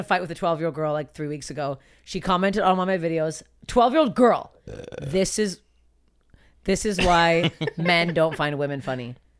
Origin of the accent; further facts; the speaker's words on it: Canada; moved away as an adult; now in United States; I'm from Canada. I'm going back to carrying the podcast. I'm Canadian. God damn it. I'm Canadian.